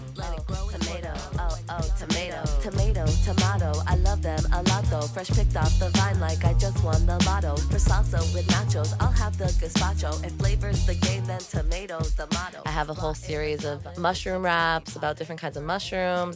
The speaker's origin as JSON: {"language": "English", "town": "New York City", "region": "New York", "country": "United States", "tie": "born or raised there", "said": "I was born here in New York City and I grew up in Soho, which is in lower Manhattan."}